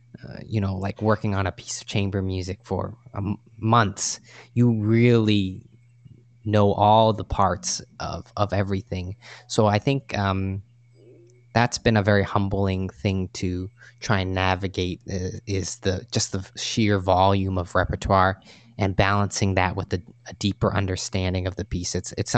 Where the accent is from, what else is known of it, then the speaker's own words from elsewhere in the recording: California, United States; I grew up playing Little League, and I grew up in the San Francisco Bay Area, so I went to Giants games all the time.